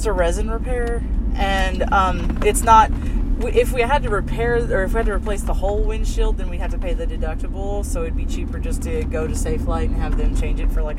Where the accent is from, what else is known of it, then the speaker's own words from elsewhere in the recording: Pampa, Texas, United States; also born or lived in Florida; I was born in Florida, raised in Texas, went to high school in Pampa.